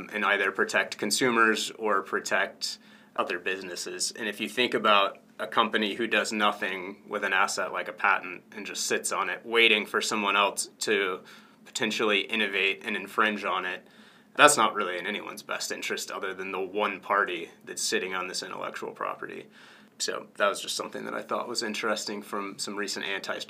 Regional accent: Atlanta, Georgia, United States; now in Indiana, United States; I'm from Atlanta

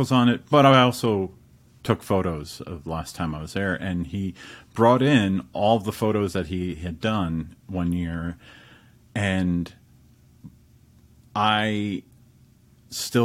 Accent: Hudson Valley, New York, United States; moved away; I grew up in the Hudson Valley

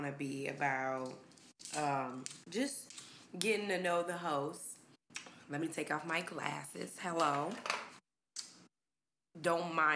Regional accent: Minneapolis, Minnesota, United States; I'm from Minneapolis, Minnesota. Okay. From the north side

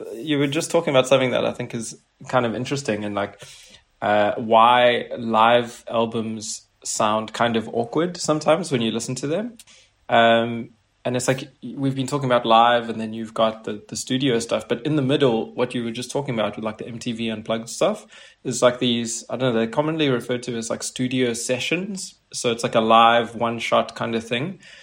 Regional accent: South Africa; moved away as an adult; now in Paris, France; I've just moved to Paris recently, and uh, I'm originally from South Africa.

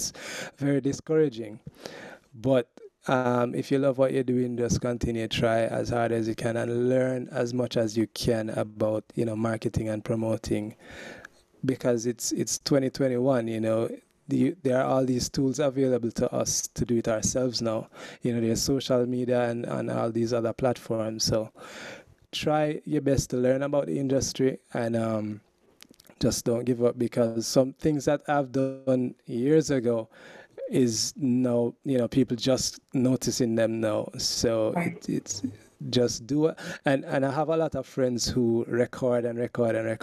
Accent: Jamaica; I'm Jamaican

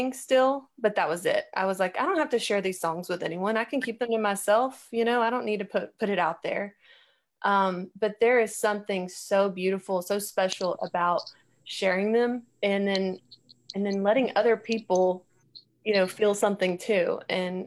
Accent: Texas, United States; I am from Texas

